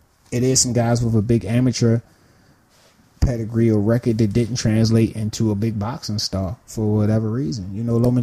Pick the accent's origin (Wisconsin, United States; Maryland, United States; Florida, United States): Maryland, United States; Baltimore; Baltimore, my hometown